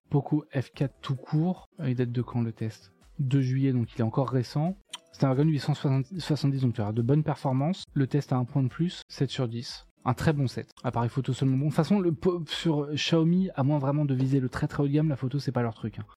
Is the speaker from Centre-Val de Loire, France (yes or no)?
yes; Enrichemont, Centre-Val de Loire, France; also born or lived in Saint-Doulchard; Je suis né à Saint-Doulchard et par contre, j'ai grandi. Euh, j'ai grandi où j'ai passé euh, une bonne partie de, mon temps là-bas, à Enrichemont